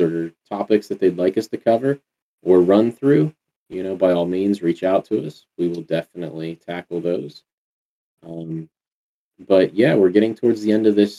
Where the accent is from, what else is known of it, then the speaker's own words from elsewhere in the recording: Western Pennsylvania, United States; I'm from Western Pennsylvania